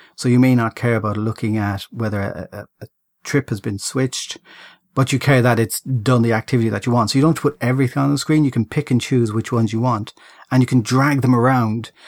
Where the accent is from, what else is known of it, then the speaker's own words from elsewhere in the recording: Ireland; I'm Irish